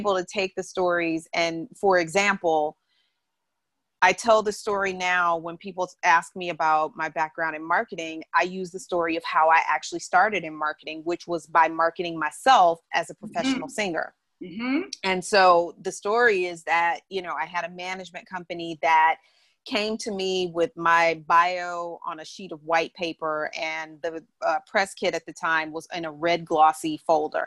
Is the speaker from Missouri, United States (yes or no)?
yes; St. Louis, Missouri, United States; also born or lived in New York; now in California, United States; I grew up in St. Louis, Missouri.